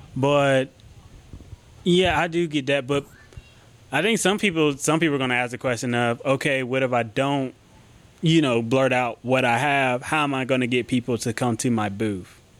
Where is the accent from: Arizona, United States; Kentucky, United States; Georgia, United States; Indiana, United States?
Georgia, United States; Athens; I was born and raised in Athens